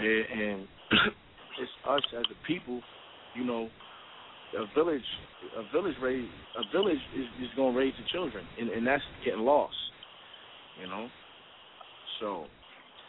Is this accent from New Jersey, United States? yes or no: yes; New Jersey, United States; I'm from the South Side of Jersey